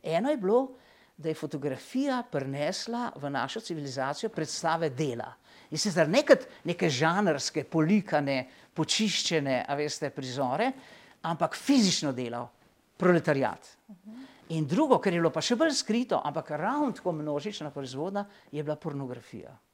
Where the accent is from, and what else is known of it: Slovenia